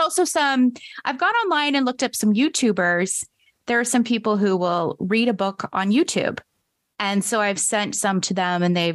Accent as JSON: {"language": "English", "country": "Canada", "tie": "born or raised there", "said": "here in my hometown"}